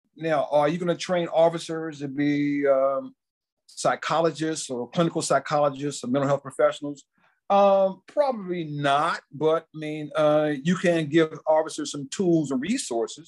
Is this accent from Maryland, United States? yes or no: yes; Washington, D.C. area, Maryland, United States; I grew up in in the Washington, D.C. area, in local Maryland area